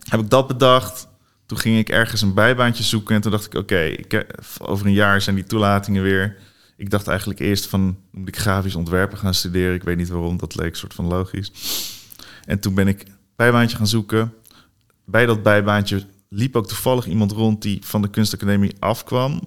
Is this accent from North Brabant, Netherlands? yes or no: no; Barneveld, Gelderland, Netherlands; also born or lived in Hoevelaken; Ik groeide op in Barneveld. Daarna in Hoevelaken.